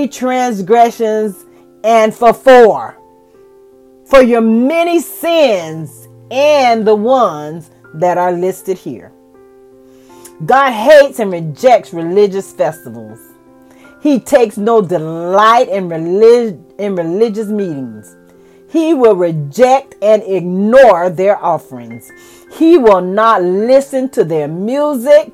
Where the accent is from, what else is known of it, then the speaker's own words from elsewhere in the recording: United States; I am an American